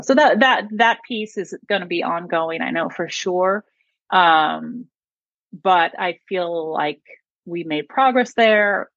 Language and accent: English; Buffalo, New York, United States; now in Austin, United States; I grew up in Buffalo.